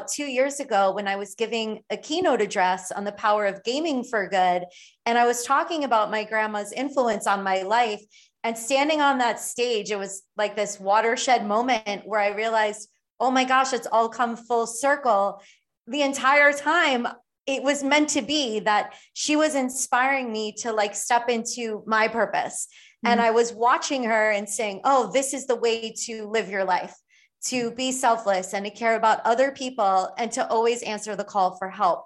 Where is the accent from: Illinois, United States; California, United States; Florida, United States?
Florida, United States; Miami and Fort Lauderdale, South; where I grew up in South Florida, in Miami and Fort Lauderdale